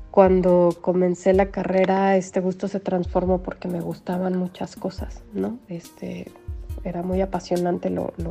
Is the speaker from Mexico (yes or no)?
yes; Mexico City, Mexico; now in Morelia, Mexico; crecí en la Ciudad de México